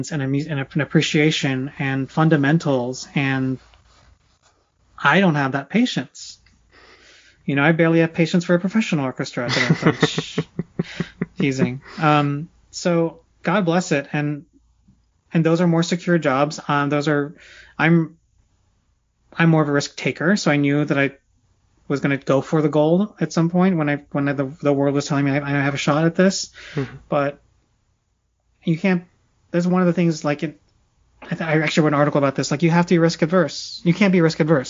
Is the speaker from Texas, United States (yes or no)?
no; Silicon Valley, California, United States; I grew up in Silicon Valley